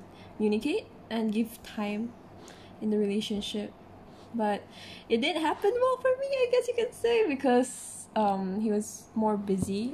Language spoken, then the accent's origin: English; Lahad Datu, Sabah, Malaysia; now in Kuala Lumpur, Malaysia; I was born in Sabah Lahatatu, but then I moved here in KL